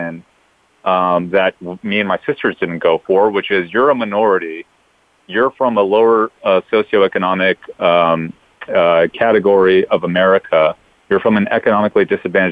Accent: Los Angeles, California, United States; moved away as an adult; me and my two older sisters were born and raised in Los Angeles

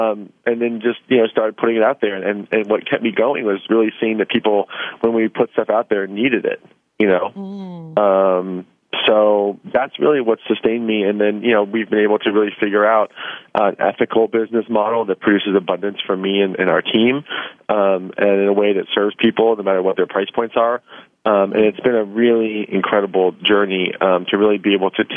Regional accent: Kansas, United States; moved away; also born or lived in Los Angeles; I'm from Kansas and moved out to Los Angeles at a young age

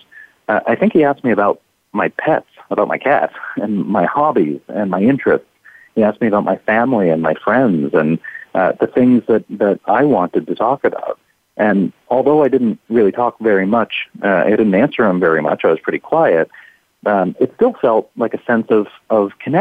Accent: small town on the east coast of Canada, Atlantic Canada, Canada; my hometown, just a small town on the east coast of Canada, on the shores of the Atlantic Ocean.

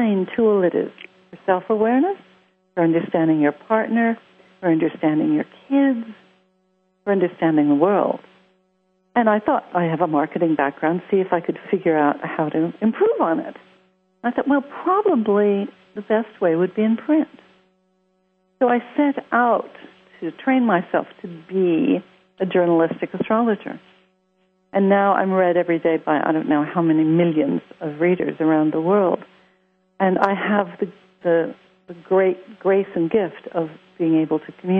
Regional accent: Los Angeles, California, United States; accent: American; now in London, United Kingdom; I grew up in Hollywood. Yes, I live in London, but I have an American accent because I grew up in the States.

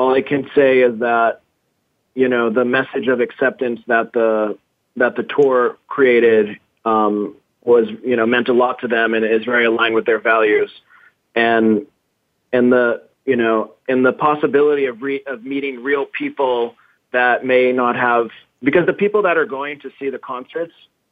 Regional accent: Brazil; moved away as an adult; also born or lived in Massachusetts; now in San Francisco, United States; I grew up in Brazil

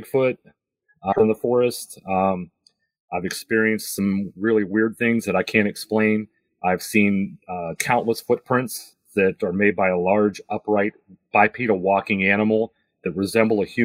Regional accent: Pennsylvania, United States; in Pennsylvania, my home state here

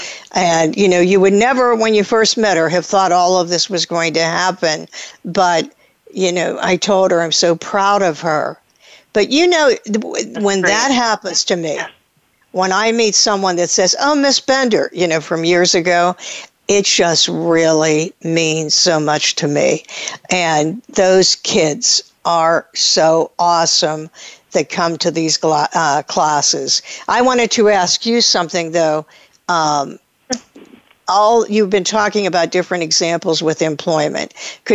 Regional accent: Pittsburgh, Pennsylvania, United States; Pittsburgh, my hometown

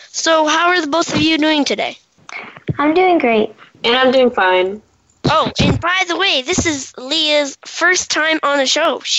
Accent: Washington, District of Columbia, United States

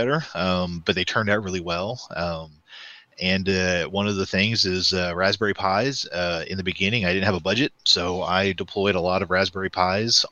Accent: Northeast Oklahoma, United States; I grew up here in Northeast Oklahoma.

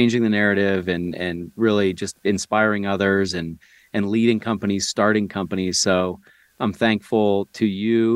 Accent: near Buffalo, New York, United States; moved away; I grew up near Niagara Falls, just in the U.S., kind of near Buffalo, New York.

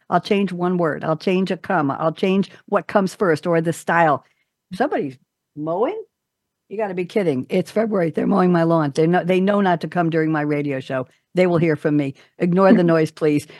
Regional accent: New York, United States; I did that with a New York lilt. I'm from New York

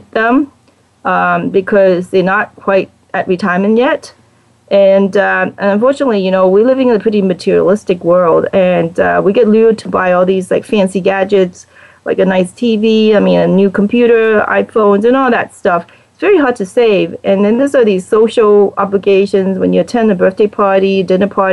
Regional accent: Hong Kong; now in United States; I'm originally from Hong Kong

